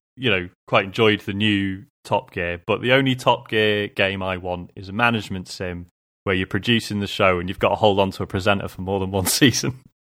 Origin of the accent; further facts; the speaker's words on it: United Kingdom; being a Brit